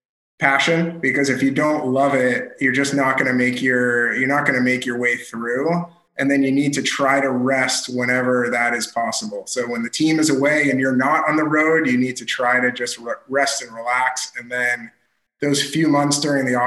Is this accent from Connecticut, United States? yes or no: no; Boston, Massachusetts, United States; I grew up in Boston